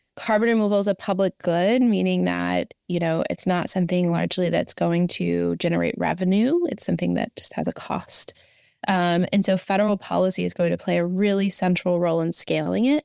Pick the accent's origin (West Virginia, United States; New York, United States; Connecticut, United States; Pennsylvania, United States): West Virginia, United States; Southern; moved away as an adult; also born or lived in Washington, D.C.; I grew up in Southern West Virginia